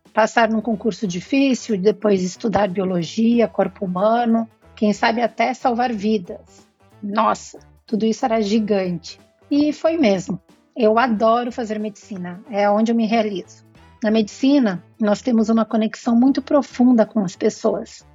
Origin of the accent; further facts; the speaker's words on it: Bento Gonçalves, Rio Grande do Sul, Brazil; also born or lived in Porto Alegre; nasci em Bento Gonçalves, na Serra Gaúcha